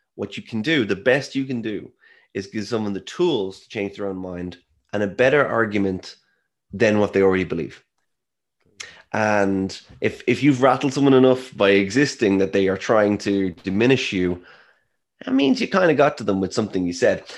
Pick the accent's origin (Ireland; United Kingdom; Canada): Ireland; I am Irish.